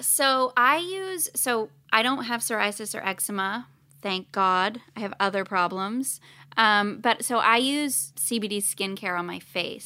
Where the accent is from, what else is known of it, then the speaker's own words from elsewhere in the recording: Canada; now in Los Angeles, United States; I'm Canadian